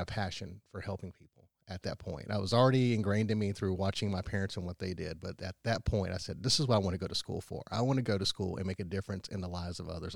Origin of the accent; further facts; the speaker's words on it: Powdersville, South Carolina, United States; I grew up in Powdersville and went to the Wren schools.